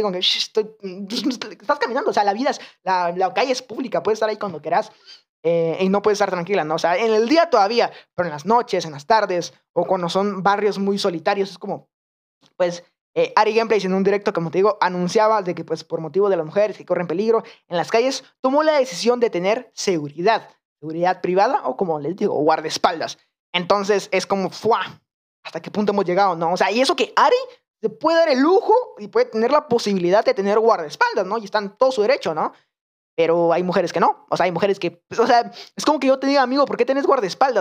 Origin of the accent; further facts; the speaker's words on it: Guatemala; en Guatemala, en mi país